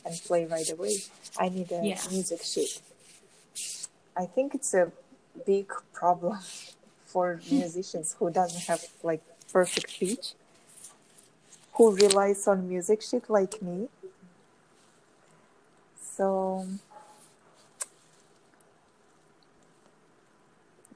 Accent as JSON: {"language": "English", "town": "Tashkent", "country": "Uzbekistan", "moved": "yes", "lives_now": "Florida, United States", "said": "I'm originally from Central Asia, from Uzbekistan, Tashkent"}